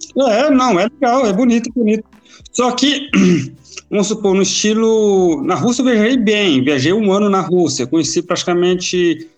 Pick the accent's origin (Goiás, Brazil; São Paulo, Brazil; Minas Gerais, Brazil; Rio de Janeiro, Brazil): Goiás, Brazil; Goiânia; moved away as an adult; now in Sweden; sou de Goiás, sou de Goiânia. Então, natural de lá